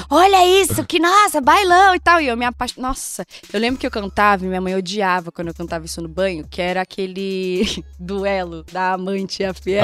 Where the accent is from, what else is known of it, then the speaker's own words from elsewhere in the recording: Praia Grande, São Paulo, Brazil; Passei a minha infância, minha adolescência, assim, em Praia Grande, né? Litoral de São Paulo